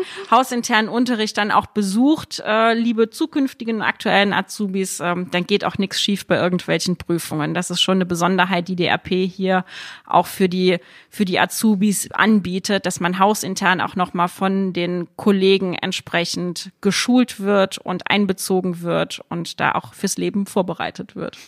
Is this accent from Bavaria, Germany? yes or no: no; Saarland, Germany; moved away; für mich als gebürtige Saarländerin